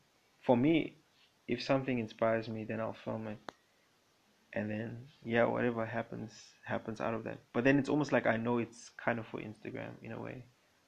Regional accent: Papua New Guinea; moved away; I grew up in Papua New Guinea when I was young. That's my father's country.

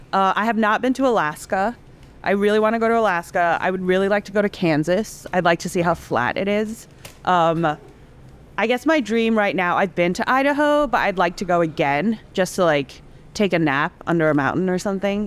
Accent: Indonesia; moved away as an adult; also born or lived in Singapore / Hong Kong; now in United States; I was born in Singapore and I grew up in Indonesia and Hong Kong. And then I eventually moved over to the States when I was 18 for college in Savannah, Georgia.

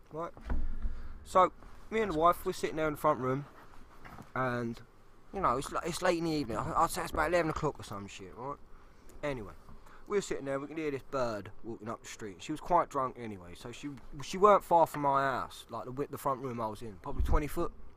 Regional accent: London, United Kingdom; moved away; I'm from South East London

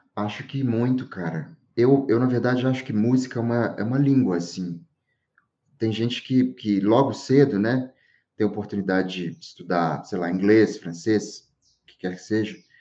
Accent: Diamantina, Minas Gerais, Brazil; moved away as an adult; now in São Paulo, Brazil; eu tô em Diamantina, né? Que é a cidade que eu nasci, eu vivo em São Paulo

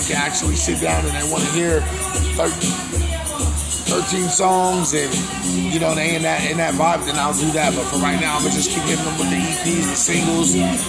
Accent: West Coast, United States; I'm from the West Coast. And that sound is an original sound for me.

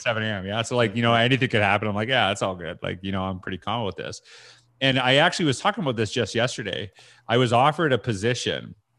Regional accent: Canada; I'm Canadian

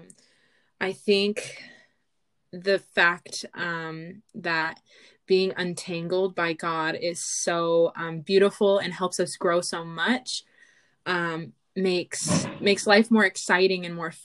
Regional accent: California, United States; I am from California

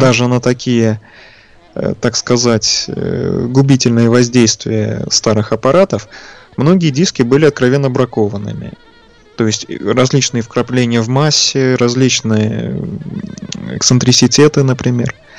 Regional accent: Saint Petersburg, Russia; Родом я из Ленинграда, соответственно, сейчас в Санкт-Петербурге живу.

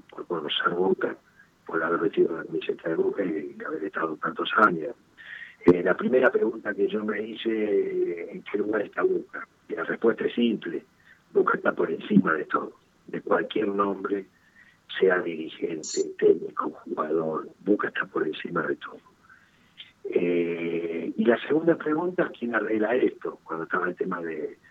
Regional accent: Ramos Mejía, Buenos Aires Province, Argentina; now in Villa Luro, Argentina; nací en Ramos Mejía, viví casi toda mi vida ahí, ahora estoy acá en Villaluro.

